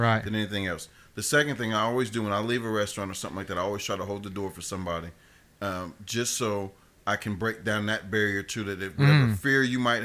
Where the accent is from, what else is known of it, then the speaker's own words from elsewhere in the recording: Columbus, Ohio, United States; moved away; growing up in Columbus